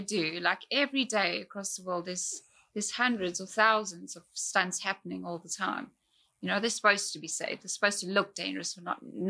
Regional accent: South Africa; moved away; growing up in South Africa, it's like life is harder there

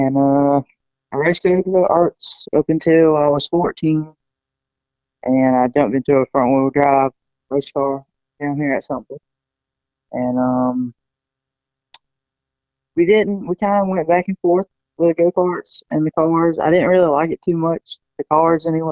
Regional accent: Manning, South Carolina, United States; I'm from Manning or Paxville, kind of same thing

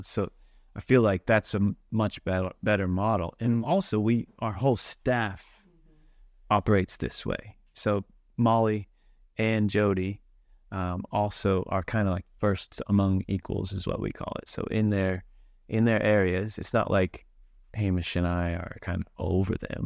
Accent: Kentucky, United States; born or raised there; moved away as an adult; also born or lived in Christchurch, New Zealand; now in Auckland, New Zealand

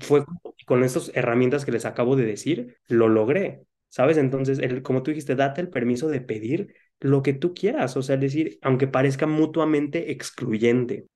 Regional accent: Cancún, Quintana Roo, Mexico; moved away; a Cancún, que es donde, de donde yo soy

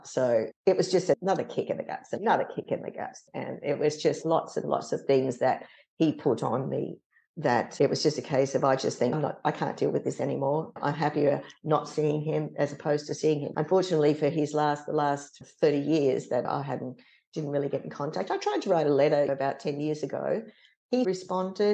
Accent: Sydney, New South Wales, Australia; came back down to Sydney, lived in Parramatta with her parents. I was born in the Crown Hospital

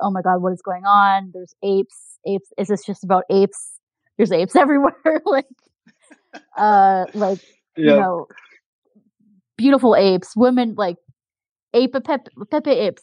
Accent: Canada; I'm Canadian

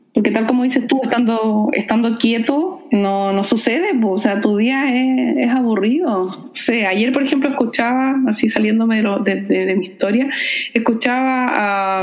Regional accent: Puerto Varas, Los Lagos, Chile

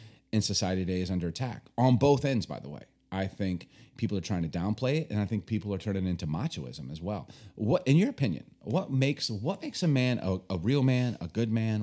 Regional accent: Chicago, Illinois, United States; also born or lived in Baltimore; growing up in Chicago, born in Baltimore

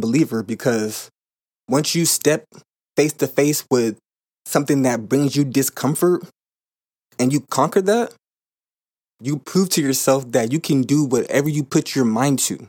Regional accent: California, United States; moved away as an adult; now in Arizona, United States; I currently live in Arizona. I'm from California, and, um, when I was home, I had fifty-fifty custody of my son

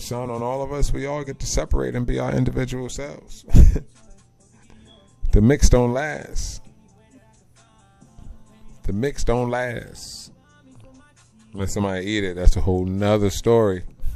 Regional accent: Central New Jersey, United States; also born or lived in Colorado; I'm from Central New Jersey

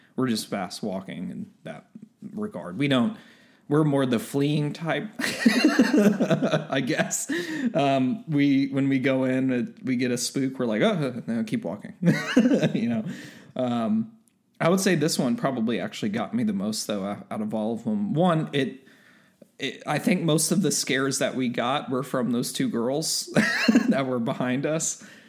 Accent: Texas, United States; being a Texan

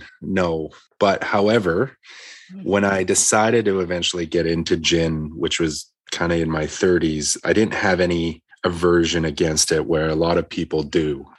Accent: Edmonton, Alberta, Canada; born there; So Alberta, you know, there was Alberta. I was born in Edmonton and had gone back and forth.

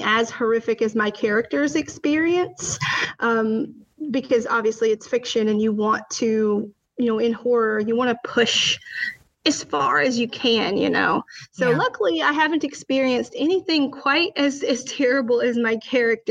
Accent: Alabama, United States; now in New Jersey, United States; growing up in Alabama

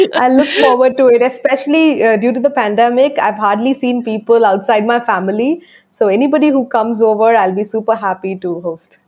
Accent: India; my accent though it's it's not an american accent i am from india

